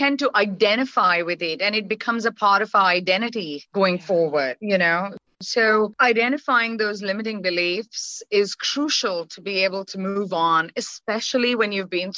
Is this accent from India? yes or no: yes; India; moved away; So I'm Indian by origin, right? And as a woman or as a girl child growing up in the country